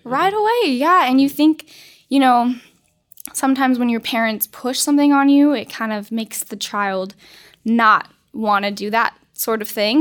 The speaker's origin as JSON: {"language": "English", "region": "Colorado", "country": "United States", "tie": "born or raised there", "said": "I grew up in Colorado"}